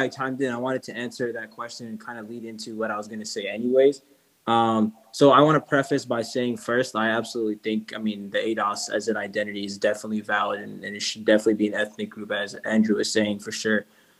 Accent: Sudan; my family, we're from Sudan, right? And so Sudan, we're from specifically from a Nubian tribe in Sudan. The region where I'm from is called Kutsum, which is Land of the Bow.

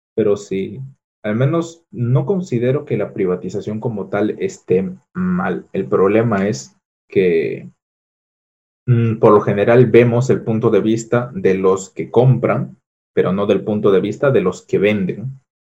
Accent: Peru; al menos en mi país

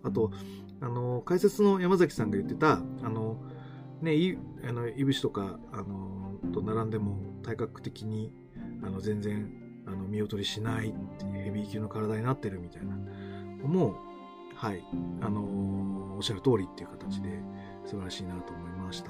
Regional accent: Koto ward, Tokyo, Japan; 俺の実家がね、俺の実家が江東区でして

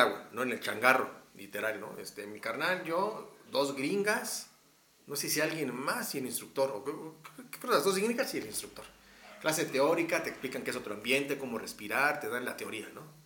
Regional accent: Texcoco, State of Mexico, Mexico; now in Mexico City, Mexico; soy soy de Texcoco.

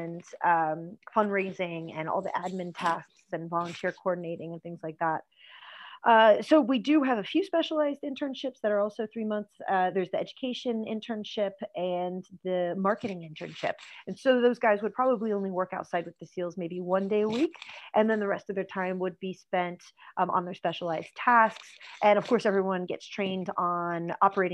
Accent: United States; accent: American; now in Ireland; You can hear from my accent, that's where I'm from as well

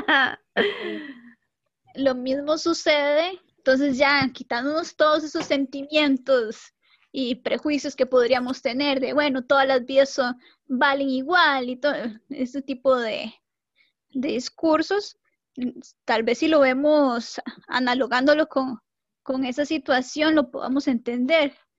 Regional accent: Costa Rica; soy costarricense

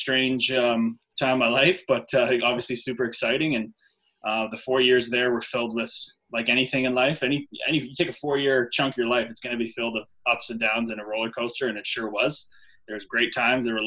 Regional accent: Newmarket, Ontario, Canada; I grew up in Newmarket, Ontario

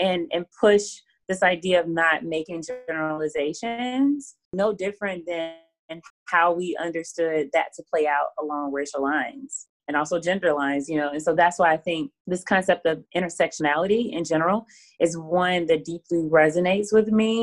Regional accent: Alabama, United States; accent: Southern; moved away as an adult; also born or lived in New Orleans; I was from Alabama

